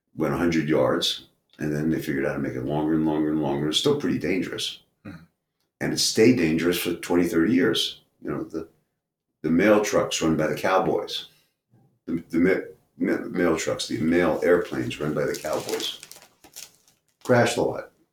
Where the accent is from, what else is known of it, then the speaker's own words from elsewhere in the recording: New York City, New York, United States; I grew up in Brooklyn